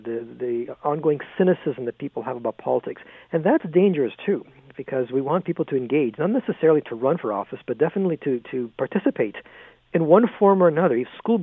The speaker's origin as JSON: {"language": "English", "country": "Canada", "said": "being Canadian"}